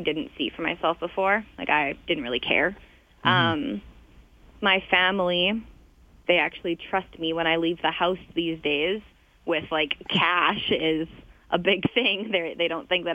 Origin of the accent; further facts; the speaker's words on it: Vancouver, British Columbia, Canada; moved away as an adult; now in Calgary, Canada; I'm from Vancouver, but I moved to Calgary 2 years ago.